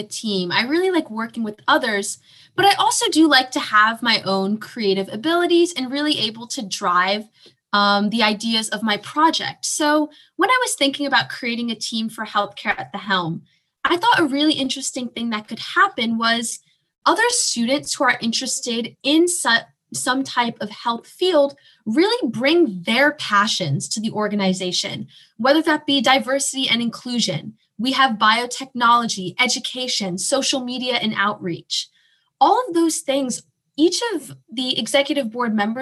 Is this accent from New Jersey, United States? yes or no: yes; Morristown, New Jersey, United States; I am from Morristown, New Jersey, so in South Jersey, just about 30 minutes from Philadelphia